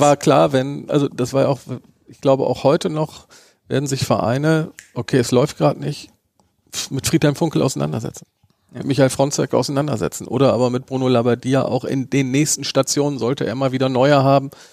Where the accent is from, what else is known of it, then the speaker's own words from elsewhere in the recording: Bremen, Germany; einen gebürtigen Bremer wie mich